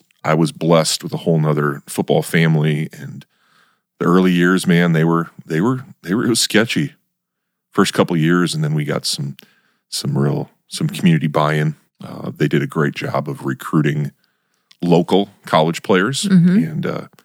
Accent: Max, North Dakota, United States; moved away as an adult; also born or lived in Fargo, North Dakota; now in Brandon; I had a great time growing up in Max, North Dakota

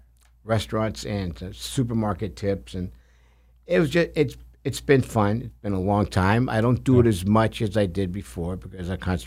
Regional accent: Bagheria, Sicily, Italy; born there; I was born in outside of Palermo, Sicily.

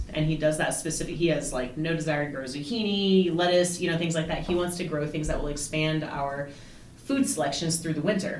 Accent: Chicago, Illinois, United States; also born or lived in Indiana / Virginia / Colorado / Germany; So I was born in Indiana, but I have lived in Virginia and Colorado and Germany as a child. But I went to high school in Chicago, and south side of Chicago

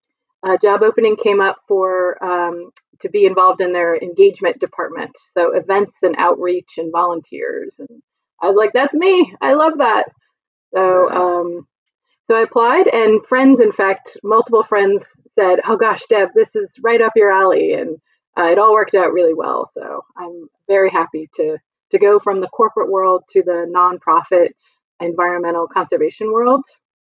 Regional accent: Jersey Shore, New Jersey, United States; moved away as an adult; also born or lived in Gettysburg, Pennsylvania / New York City / Philadelphia; I grew up on the Jersey Shore. We explored the Pine Barrens.

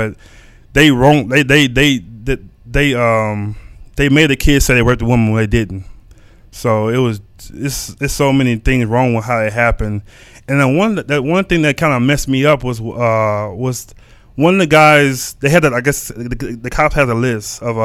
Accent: Texas, United States; accent: country; I'm from the South. So growing up from the South, things are different.

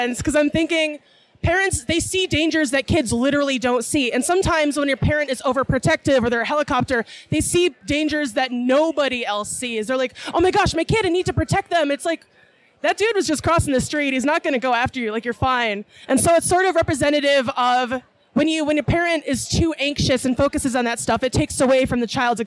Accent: Chicago, Illinois, United States; moved away as an adult; now in Peoria, United States; I grew up in Chicago, came down here

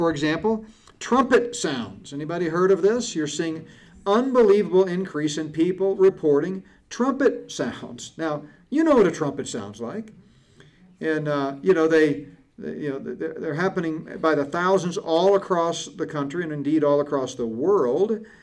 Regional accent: Connecticut, United States; I grew up in Connecticut in grade school and junior high school, we used to camp in Boy Scouts in the Catskills

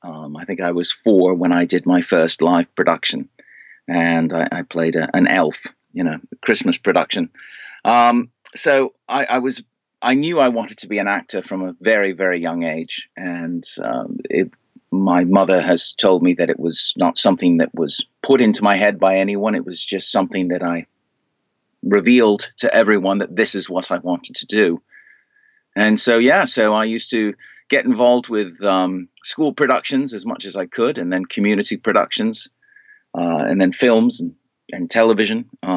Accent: Canada; born there; also born or lived in United States / United Kingdom; Well, I was born in Canada, but I spent a great deal of my life in the U.S. and the United Kingdom.

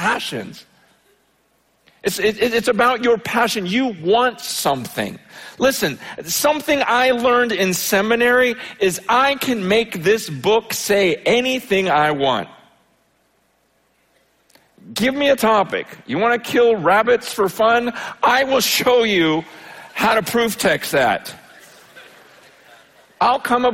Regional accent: United States; when I grew up here in America

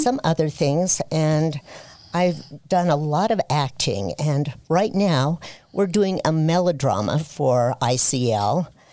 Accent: Fillmore, Utah, United States; also born or lived in Ogden, Utah; I was born in Fillmore, Utah

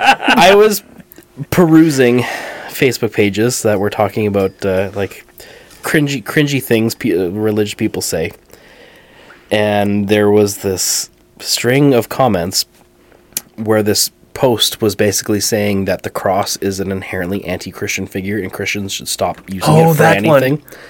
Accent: England, United Kingdom; I'm English.

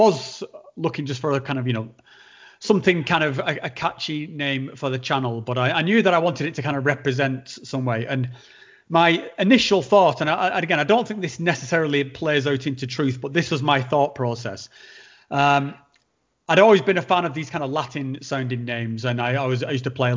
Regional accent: Northern England, United Kingdom; accent: Northern; my accent's beginning to drop down back into my sort of like guttural, house. like Game of Thrones-esque Northern tone

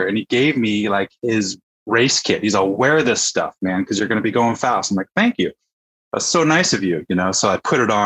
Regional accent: Fairfax, California, United States; also born or lived in Woodacre, California; I grew up in Fairfax, California, you know, went to school here, went to high school here

